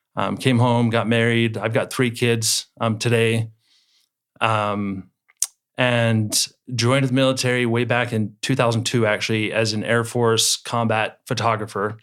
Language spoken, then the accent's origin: English; Tremonton, Utah, United States; born and raised in Tremont, in Utah